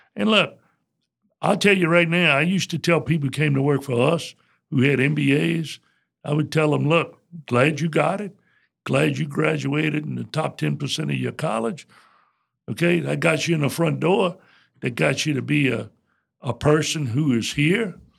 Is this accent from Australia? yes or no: no; Morgan City, Louisiana, United States; I was born and raised in Morgan City.